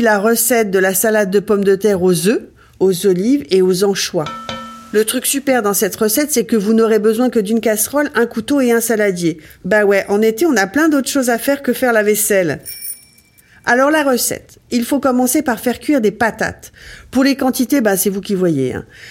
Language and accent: French; Ardennes, Grand Est, France; je viens des Ardennes